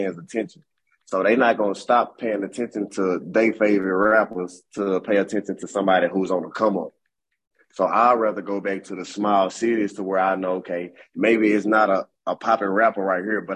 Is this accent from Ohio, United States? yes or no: no; Springhill, Louisiana, United States; my hometown where I'm from.